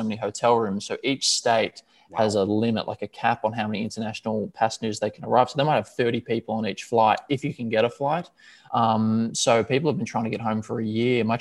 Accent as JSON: {"language": "English", "town": "Melbourne", "region": "Victoria", "country": "Australia", "tie": "born or raised there", "also_born_or_lived": "New York City, United States", "moved": "as an adult", "lives_now": "Miami, United States", "said": "I moved back to Melbourne, which is my hometown"}